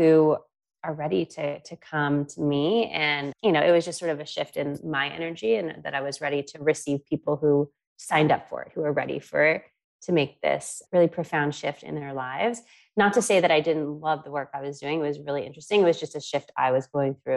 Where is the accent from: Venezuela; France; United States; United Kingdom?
United States; New York; moved away; I am from New York originally